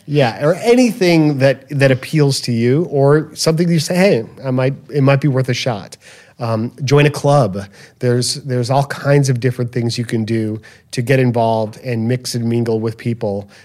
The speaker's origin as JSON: {"language": "English", "town": "Chicago", "region": "Illinois", "country": "United States", "tie": "born or raised there", "said": "growing up in Chicago, Southwest Side, in this little neighborhood"}